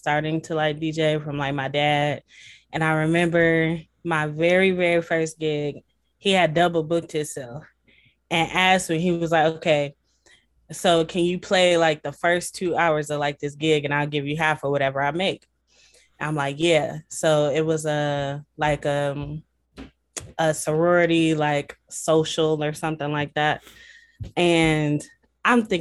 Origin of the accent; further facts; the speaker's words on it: Toledo, Ohio, United States; moved away as an adult; now in Columbus, United States; I'm from Toledo, Ohio, the glass